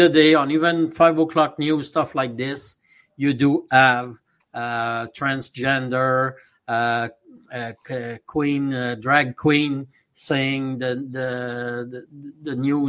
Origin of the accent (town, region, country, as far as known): Canada; now in Montreal, Canada